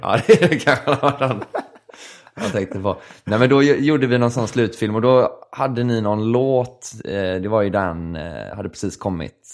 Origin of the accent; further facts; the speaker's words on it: Gothenburg, Västra Götaland, Sweden; also born or lived in Kalmar; jag var hemma i Göteborg